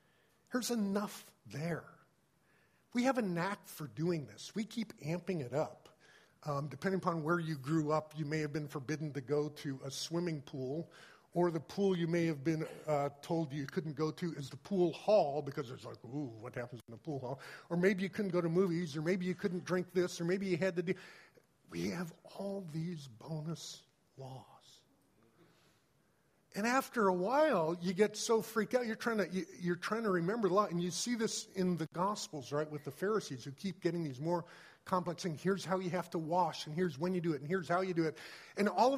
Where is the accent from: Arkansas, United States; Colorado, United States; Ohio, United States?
Colorado, United States; I grew up in Colorado